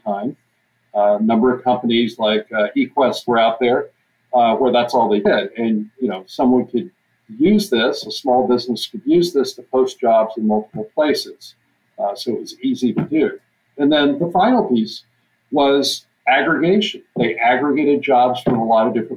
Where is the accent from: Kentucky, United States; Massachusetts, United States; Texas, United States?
Texas, United States; now in Grinnell, United States; I'm originally from Texas.